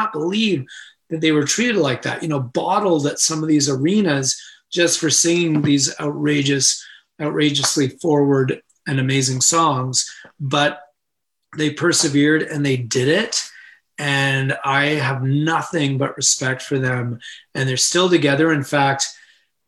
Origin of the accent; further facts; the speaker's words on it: Canada; as Canadians